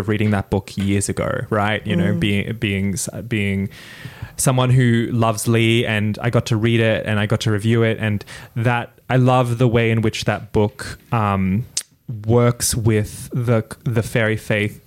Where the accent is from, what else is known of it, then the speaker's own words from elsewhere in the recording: Bali, Indonesia; even though I was born in Bali, I cannot speak Balinese.